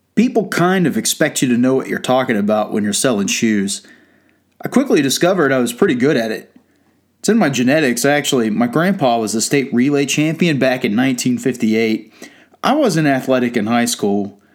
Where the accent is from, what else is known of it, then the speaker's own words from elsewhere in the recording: Georgia, United States; I'm from Georgia